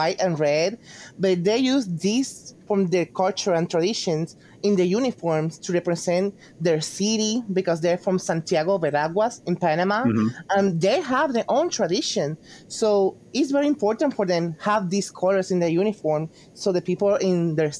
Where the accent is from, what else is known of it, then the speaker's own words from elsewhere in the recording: Puerto Rico; I'm from Puerto Rico.